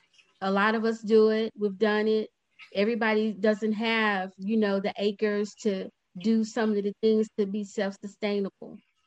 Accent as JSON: {"language": "English", "town": "Dallas", "region": "Texas", "country": "United States", "said": "I'm from Dallas, so it's just a two-hour trip for me."}